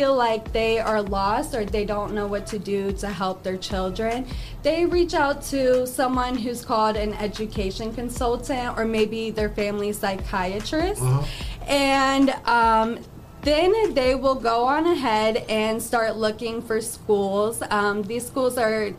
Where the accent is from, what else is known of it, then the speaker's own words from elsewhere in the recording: Toledo, Ohio, United States; I'm from Toledo, Ohio